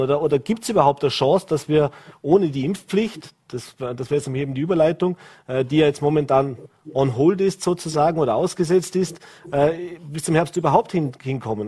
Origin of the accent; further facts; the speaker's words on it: Vorarlberg, Austria; wir in Vorarlberg